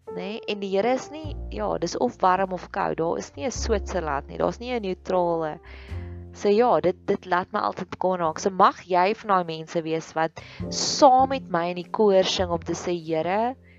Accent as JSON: {"language": "Afrikaans", "region": "Free State", "country": "South Africa", "tie": "born or raised there", "said": "ek het in die Vrystaat groot geword"}